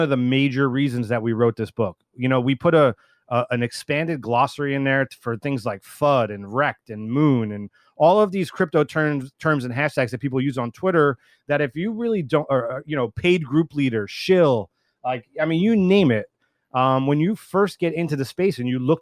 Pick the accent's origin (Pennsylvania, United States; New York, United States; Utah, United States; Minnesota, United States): Minnesota, United States; we're actually from Minnesota